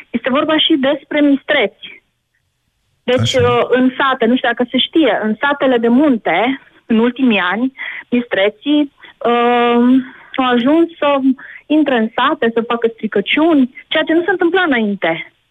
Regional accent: Timișoara, Timiș County, Romania; În Timișoara.

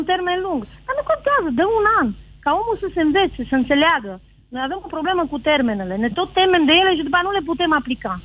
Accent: Transylvania, Romania; eu sunt din Ardeal

